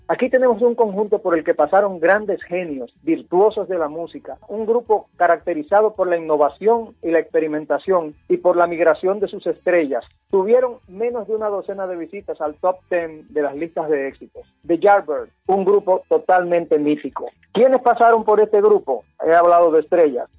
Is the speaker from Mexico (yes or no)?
no; Santo Domingo, Dominican Republic; nuestra amada ciudad de Santo Domingo